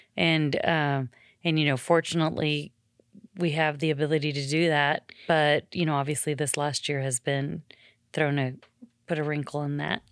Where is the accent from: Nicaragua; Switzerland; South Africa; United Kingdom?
Nicaragua; now in United States; I'm from Nicaragua